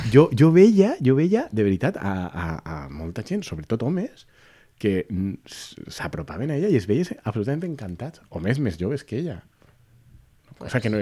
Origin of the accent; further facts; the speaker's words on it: Valencia, Valencian Community, Spain; ¿Tú no eres valenciano? Y yo, sí